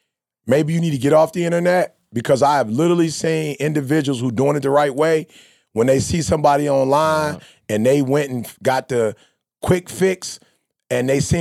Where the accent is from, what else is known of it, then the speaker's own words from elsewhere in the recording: Chicago, Illinois, United States; I'm from the D, bro. I'm from Chicago. I seen the dope dealers.